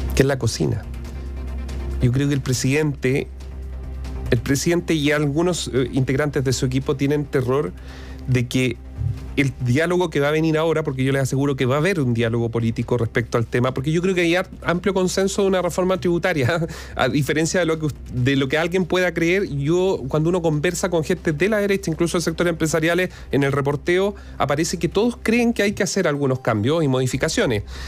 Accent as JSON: {"language": "Spanish", "country": "Chile", "said": "los chilenos en general"}